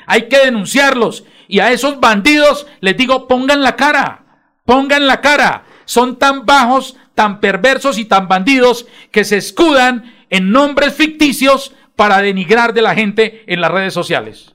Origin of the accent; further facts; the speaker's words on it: Bucaramanga, Santander, Colombia; yo me siento orgulloso porque soy nacido en Bucaramanga